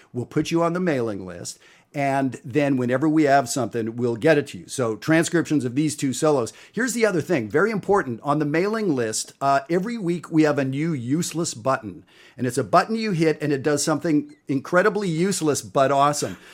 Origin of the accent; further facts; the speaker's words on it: Canada; I'm Canadian